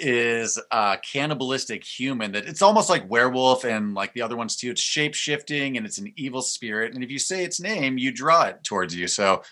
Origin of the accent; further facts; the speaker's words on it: Iowa, United States; now in Chicago, United States; I'm originally from Iowa, like four or so hours away from Chicago.